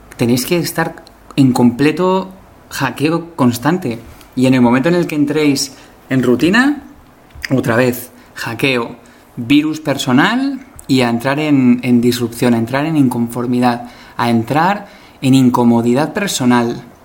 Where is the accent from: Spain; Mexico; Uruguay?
Spain; yo soy español